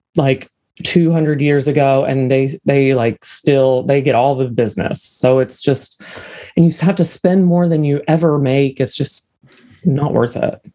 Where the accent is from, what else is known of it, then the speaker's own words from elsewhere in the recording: Parkersburg, West Virginia, United States; now in Huntington, United States; So I was born and raised in Parkersburg, West Virginia, which is just another shithole place in West Virginia. And then I now live in a different shithole in West Virginia